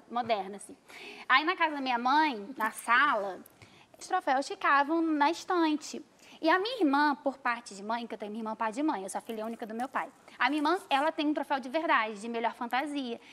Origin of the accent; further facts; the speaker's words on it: Niterói, Rio de Janeiro, Brazil; Eu sou de Niterói